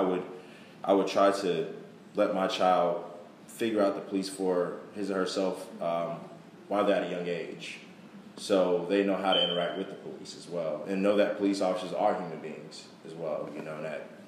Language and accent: English; Jersey City, New Jersey, United States; I come from Jersey City, New Jersey, which is right outside of Newark, New Jersey